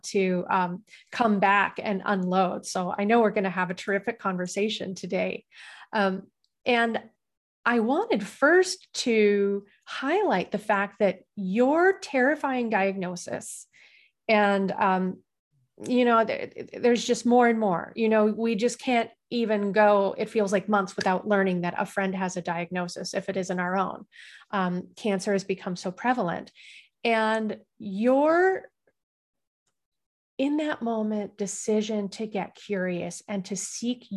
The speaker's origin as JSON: {"language": "English", "region": "Midwest", "country": "United States", "tie": "born or raised there", "said": "I was raised in the Midwest"}